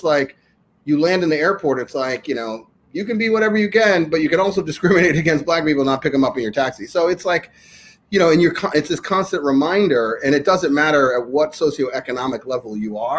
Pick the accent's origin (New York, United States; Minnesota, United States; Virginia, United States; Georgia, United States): New York, United States; I'm born and raised in New York